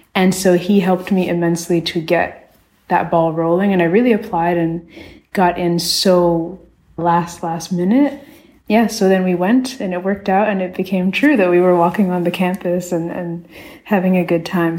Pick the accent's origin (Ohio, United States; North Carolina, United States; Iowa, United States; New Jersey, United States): New Jersey, United States; South Orange; moved away as an adult; also born or lived in Rochester, New York; now in Berlin, Germany; I was mostly raised in South Orange, New Jersey